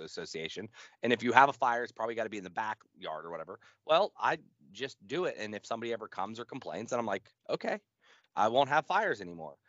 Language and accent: English; United States; I'm American